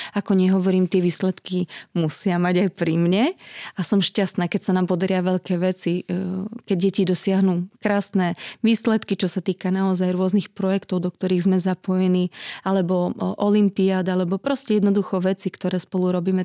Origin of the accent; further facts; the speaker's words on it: Trstená, Žilina Region, Slovakia; pochádzam z malého mestečka na Orave, z Trstenej